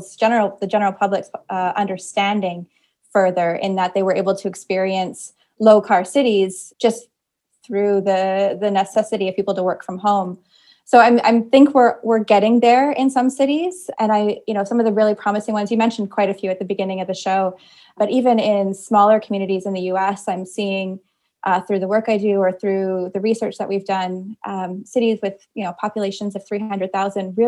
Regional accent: Kitchener, Ontario, Canada; the suburban community that I grew up in Kitchener, Ontario, which is just south of Toronto

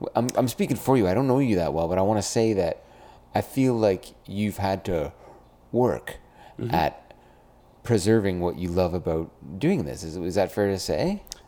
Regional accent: Brampton, Ontario, Canada; I come from Brampton, Ontario.

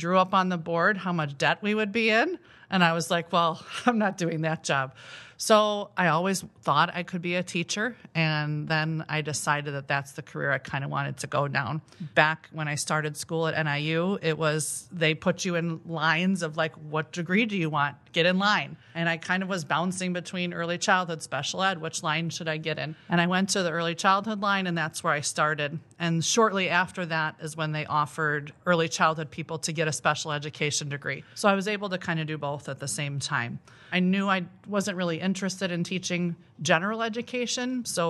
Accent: Sycamore, Illinois, United States; So I am from Sycamore, Illinois, not too far from here.

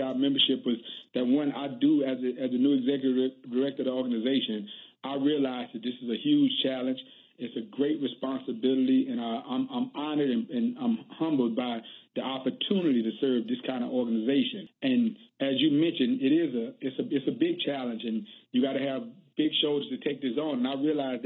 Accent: the South, United States; I was born in the South. I was raised in the South. I was educated in the South. I live and work in the South

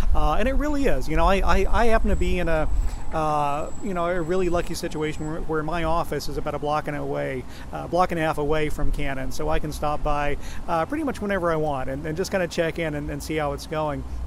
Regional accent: Oklahoma, United States; moved away as an adult; also born or lived in New York; I grew up in uh, in Oklahoma in a rural community

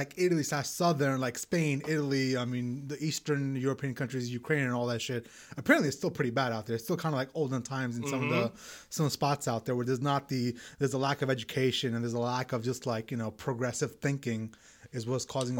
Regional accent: Pakistan; moved away; also born or lived in Middle East; growing up in Pakistan and being around the Middle East

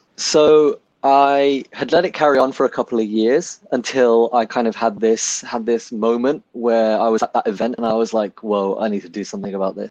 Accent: Birmingham, West Midlands, United Kingdom; moved away as an adult; I was born and raised in Handsworth in Birmingham.

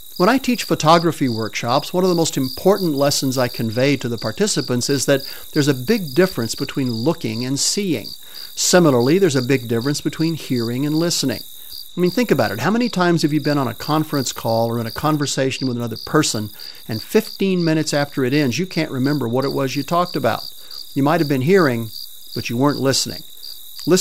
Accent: Spain; moved away; I grew up in Spain

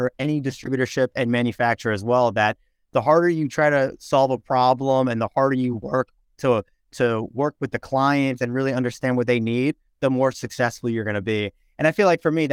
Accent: Pearl River, New York, United States; also born or lived in Lawrenceville, New Jersey; I grew up in Pearl River, New York

